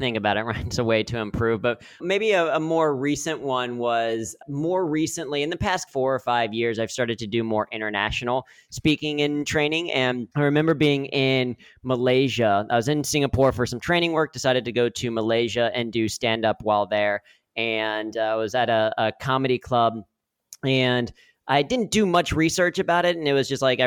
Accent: Cincinnati, Ohio, United States; Growing up in Cincinnati

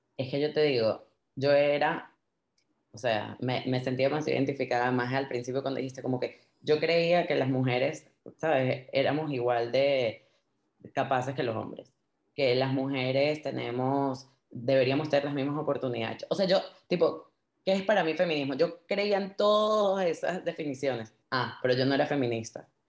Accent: Venezuela; somos los venezolanos

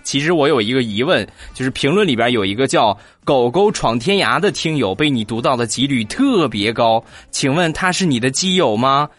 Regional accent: Rizhao, Shandong, China; 我们家乡的特产，日照绿茶

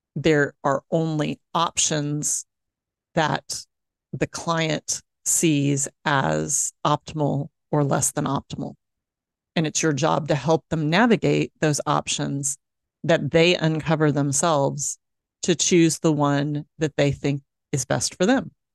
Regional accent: Dallas, Texas, United States; moved away; my hometown uh, of Dallas, Texas

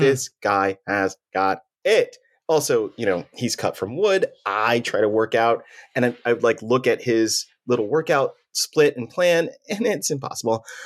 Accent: Texas, United States; I'm from the north side of town

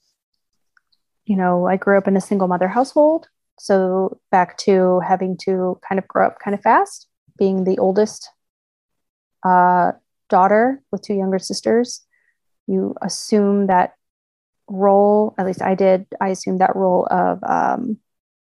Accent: Kentucky, United States; moved away as an adult; also born or lived in Virginia; now in Indiana, United States; I was born in Virginia, grew up in Kentucky, moved to Indiana with my husband.

